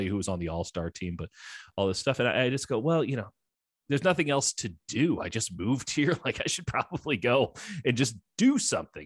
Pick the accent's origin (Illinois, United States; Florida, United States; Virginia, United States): Illinois, United States; Chicago; moved away as an adult; also born or lived in Missouri; now in Bay Area, United States; So I grew up in Chicago, went to school at the University of Missouri